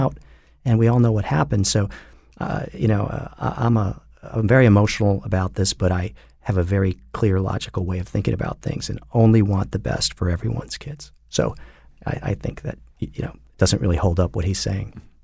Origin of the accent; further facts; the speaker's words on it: Trumbull, Connecticut, United States; I grew up in Trumbull, Connecticut.